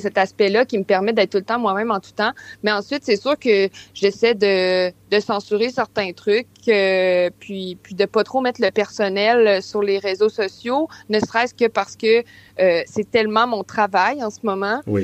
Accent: Quebec City, Quebec, Canada; je viens de Québec aussi

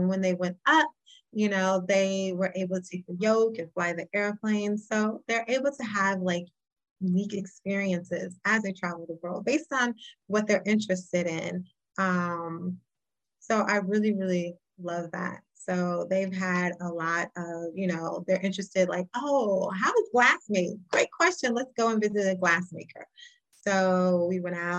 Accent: Chicago, Illinois, United States; I'm from Chicago

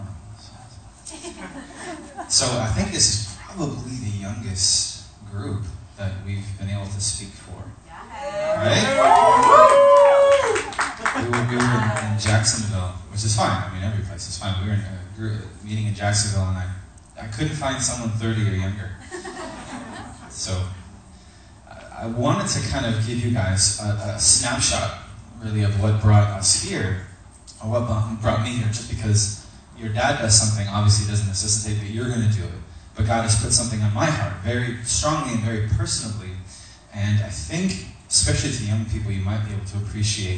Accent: Israel; I was born and raised in Israel

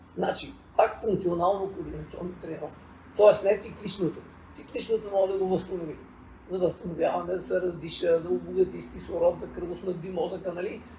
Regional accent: Bulgaria; сме си българи

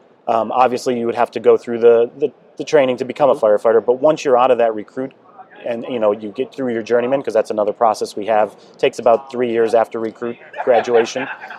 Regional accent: Buffalo, New York, United States; now in Columbus, United States; Like I said, I came from Buffalo, New York and took the test.

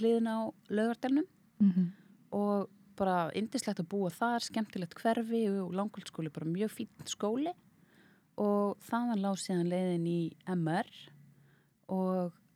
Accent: Reykjavík, Capital Region, Iceland; also born or lived in Hafnarfjörður; ég elst upp í Reykjavík, bjó fyrstu árun mín í Hafnafjörði

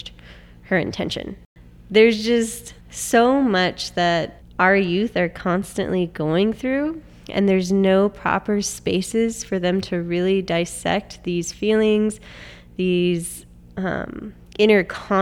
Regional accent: Pomona, California, United States; So I am from Pomona. I grew up here.

